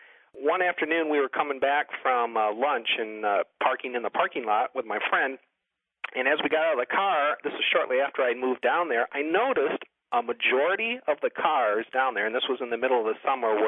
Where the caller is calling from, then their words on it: Grand Rapids, Michigan, United States; I'm calling from Grand Rapids, Michigan.